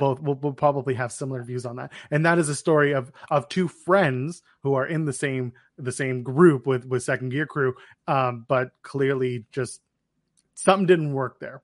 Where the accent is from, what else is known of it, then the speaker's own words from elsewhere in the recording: Ottawa, Ontario, Canada; Ottawa, my hometown